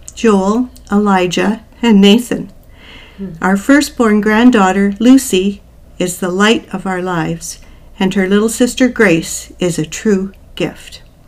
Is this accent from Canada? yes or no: yes; New Brunswick, Canada; moved away as an adult; also born or lived in Newfoundland / Waterloo, Ontario; I'm originally from the East Coast. I was born in Newfoundland. I grew up in New Brunswick